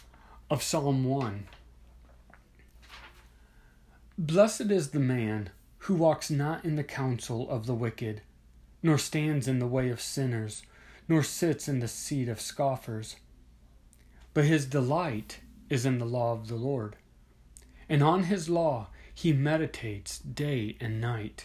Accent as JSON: {"language": "English", "region": "Midwest", "country": "United States", "tie": "born or raised there", "said": "I grew up in the Midwest, where there are a lot of tornadoes and strong storms"}